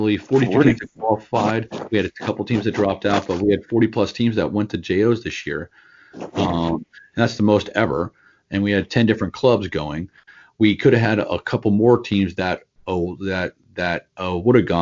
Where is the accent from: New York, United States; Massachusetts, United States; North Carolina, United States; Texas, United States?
Texas, United States; San Antonio; I'm from San Antonio